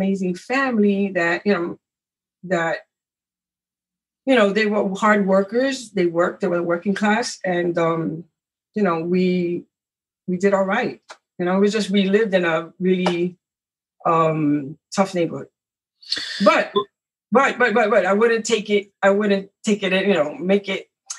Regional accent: New York City, New York, United States; I was born in Spanish Harlem

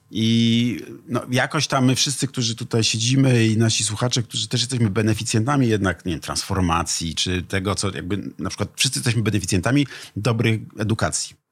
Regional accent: Poland; also born or lived in Ecuador; można być Polakiem, mieć ojca z Ekwadoru, mieć hiszpańskie nazwisko

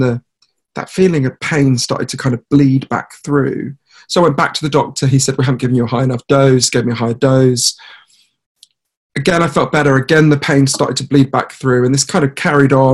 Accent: United Kingdom; I'm a British journalist

